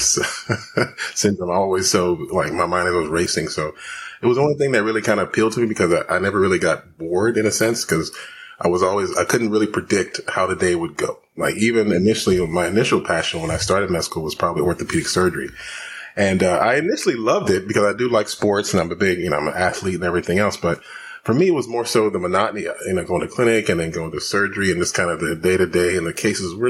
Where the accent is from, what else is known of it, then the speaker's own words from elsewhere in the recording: Houston, Texas, United States; I was born and raised in Houston, Texas. So I'm, you know, from the South.